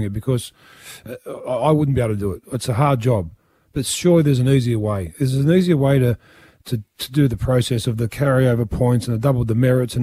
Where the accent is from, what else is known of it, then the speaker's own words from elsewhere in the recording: Penrith, New South Wales, Australia; I come from Penrith